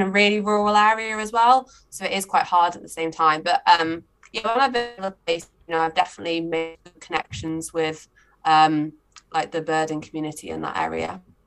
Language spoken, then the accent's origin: English; just over the border from Mid Wales, England, United Kingdom; moved away as an adult; also born or lived in Leeds; now in Mid Wales, United Kingdom; I'm originally from England, but only just over the border. So I'm only like an hour away from where I grew up